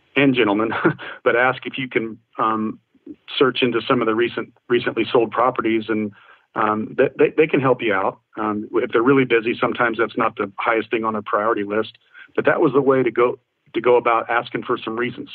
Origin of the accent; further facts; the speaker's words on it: Indiana, United States; my home state of Indiana